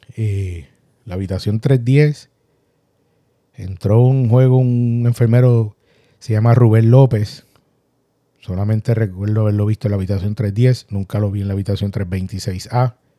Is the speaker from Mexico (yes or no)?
no; Puerto Rico; todos somos puertorriqueños y sacamos las raíces a pasear